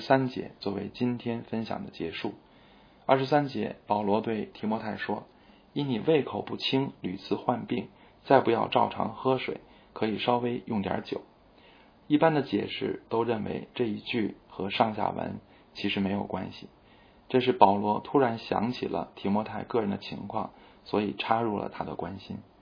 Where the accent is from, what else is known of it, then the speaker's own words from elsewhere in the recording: China; 我们中国人深受为尊者讳和家丑不可外扬这些传统文化的影响